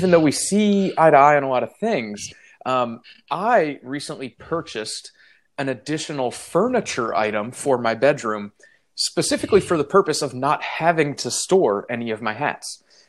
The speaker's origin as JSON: {"language": "English", "region": "the South", "country": "United States", "said": "I am from the South. And while I am proud to not have an accent or any racist tendencies"}